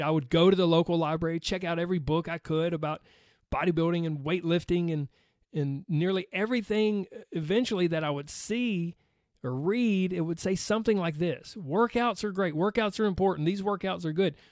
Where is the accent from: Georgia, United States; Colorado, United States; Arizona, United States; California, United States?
Georgia, United States; accent: Southern; I was raised on a little dirt road in the deep fried South